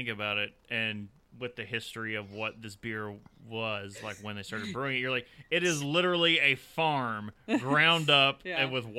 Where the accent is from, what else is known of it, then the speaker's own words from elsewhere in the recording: Kentucky, United States; since we're all from Kentucky